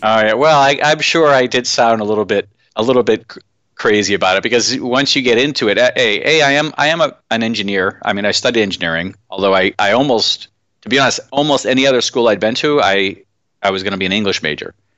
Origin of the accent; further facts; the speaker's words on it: Massachusetts, United States; I grew up in Massachusetts.